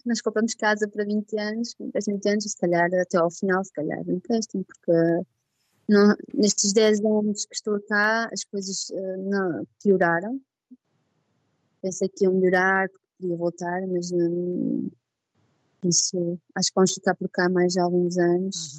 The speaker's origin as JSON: {"language": "Portuguese", "country": "Portugal", "moved": "as an adult", "lives_now": "Liège, Belgium"}